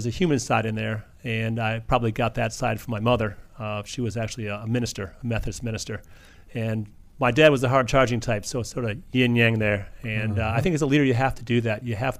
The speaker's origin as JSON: {"language": "English", "town": "Chicago", "region": "Illinois", "country": "United States"}